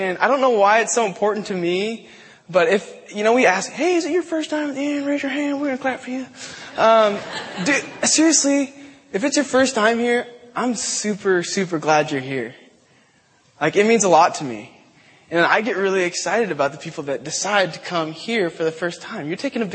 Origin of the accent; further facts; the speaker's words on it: Portland, Oregon, United States; I am from Portland